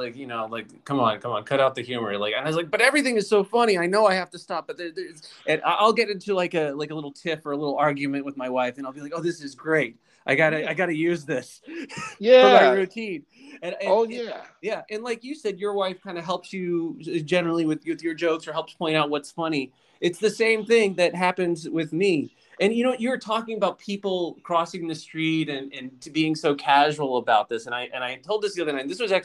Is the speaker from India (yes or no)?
no; Lynchburg, Virginia, United States; now in Washington, United States; I grew up in Virginia.